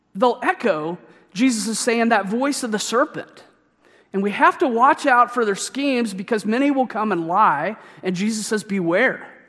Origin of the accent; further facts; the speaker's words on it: Missouri, United States; my home state